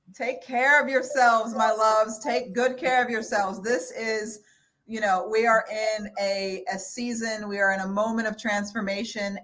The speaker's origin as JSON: {"language": "English", "town": "El Paso", "region": "Texas", "country": "United States", "tie": "born or raised there", "said": "I was born in El Paso, Texas"}